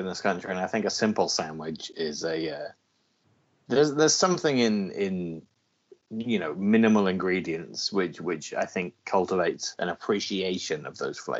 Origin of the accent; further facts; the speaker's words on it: United Kingdom; I'm from the United Kingdom.